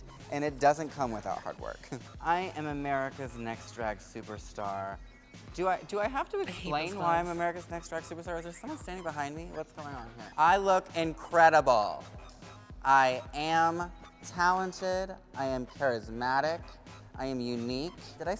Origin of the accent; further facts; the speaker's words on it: New York City, New York, United States; I'm from New York City.